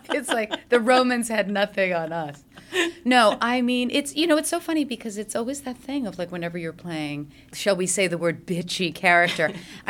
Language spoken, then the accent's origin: English; New York City, New York, United States; also born or lived in French Switzerland; I am from New York City